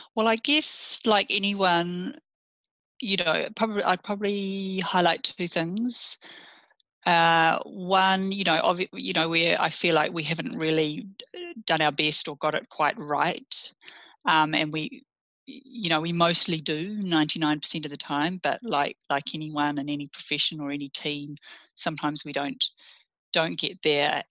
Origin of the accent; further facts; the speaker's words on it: Russell, Northland, New Zealand; also born or lived in Fiordland / Opua; I grew up in the Bay of Islands, lovely in mm. um, in Russell initially, lovely little historic town, very laid back upbringing, and then um, in Opua